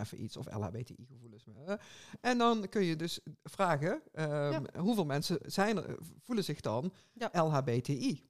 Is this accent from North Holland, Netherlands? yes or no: no; 's-Hertogenbosch, North Brabant, Netherlands; bij ons in Den Bosch